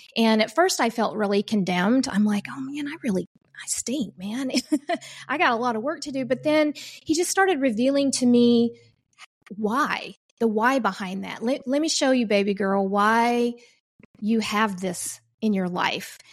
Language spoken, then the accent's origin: English; Oklahoma, United States; I come from Oklahoma